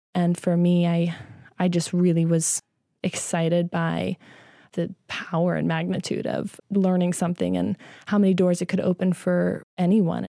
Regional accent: Midwest, United States; I grew up in the Midwest

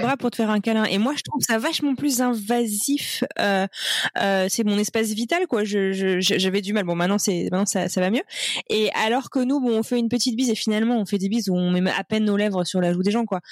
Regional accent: France; en tant que Français

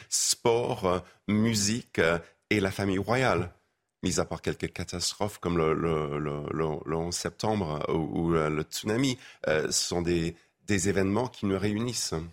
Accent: England, United Kingdom; moved away; mon pays d'origine

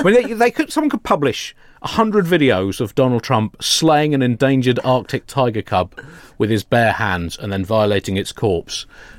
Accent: United Kingdom; we are British at a range of about 8,000 miles.

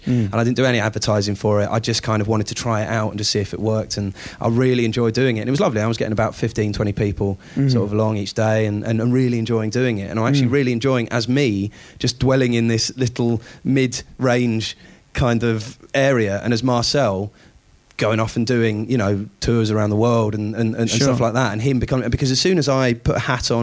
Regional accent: United Kingdom; being a Brit

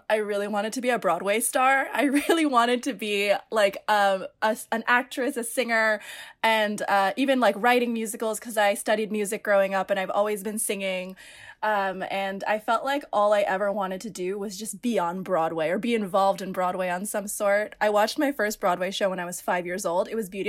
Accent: Philippines; And when I'm Filipino. So Filipinos, they don't celebrate sweet 16s. They celebrate debuts, spelled like debut.

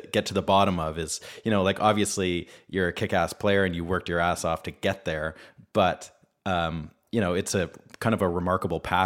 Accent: British Columbia, Canada; we're both from British Columbia, Canada.

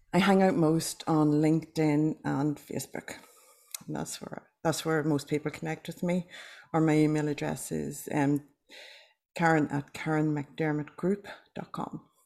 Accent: Ireland; now in Australia; I'm Irish

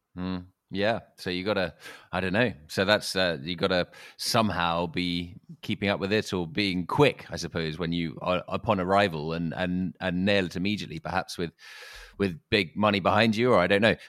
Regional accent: London, United Kingdom; I'm a Londoner

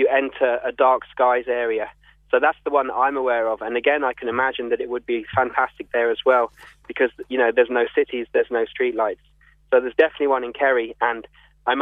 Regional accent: London, United Kingdom; also born or lived in Dublin; now in Cape Clear, Ireland; I'm from London, although we came here from Dublin.

